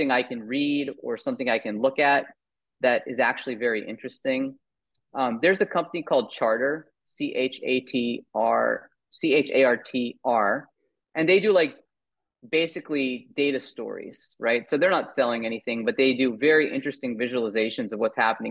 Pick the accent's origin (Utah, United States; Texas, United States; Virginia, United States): Virginia, United States; moved away as an adult; also born or lived in New York; now in California, United States; I grew up in Virginia, just right outside of DC